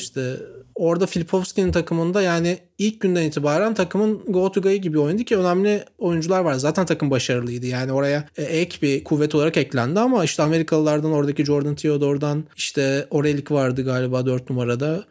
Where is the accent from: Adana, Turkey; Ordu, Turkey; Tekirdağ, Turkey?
Tekirdağ, Turkey; Çorlu; bir kasabada büyüdüm işte Çorlu'da